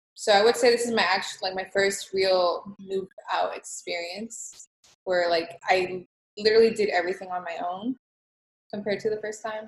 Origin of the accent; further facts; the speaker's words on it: Los Angeles, California, United States; now in Houston, United States; I was born in California in East LA, and I moved to Texas